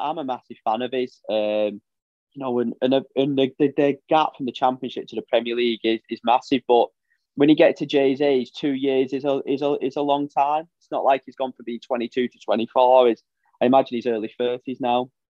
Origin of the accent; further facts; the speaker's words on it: Wigan, North West England, United Kingdom; people who listen to the podcast know I'm from Wigan.